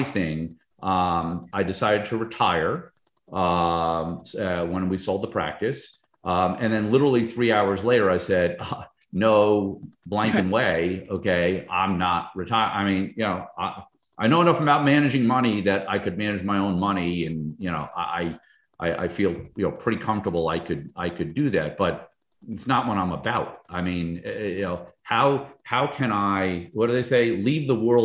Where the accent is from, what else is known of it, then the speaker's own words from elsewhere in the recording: Northern New Jersey, United States; moved away as an adult; also born or lived in Albany, New York; now in Fort Lauderdale area, United States; grew up in Northern New Jersey near Manhattan